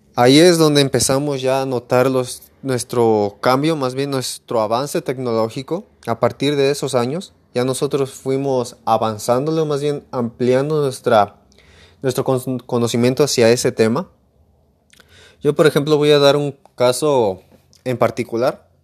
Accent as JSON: {"language": "Spanish", "town": "Emiliano Zapata", "region": "Michoacán", "country": "Mexico", "said": "Soy de Emiliano Zapata, Michoacán"}